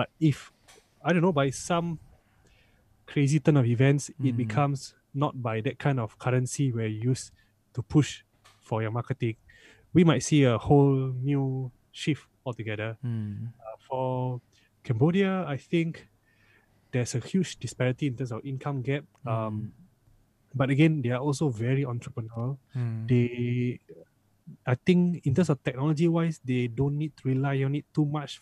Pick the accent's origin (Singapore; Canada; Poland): Singapore; me as a Singaporean